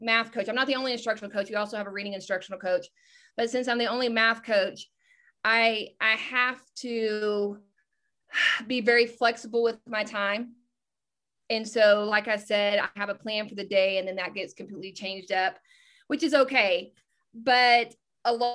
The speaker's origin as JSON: {"language": "English", "region": "Texas", "country": "United States", "said": "I'm from Texas"}